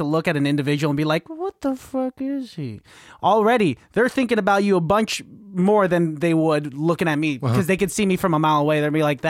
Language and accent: English; Pittsburgh, Pennsylvania, United States; I'm from Pittsburgh.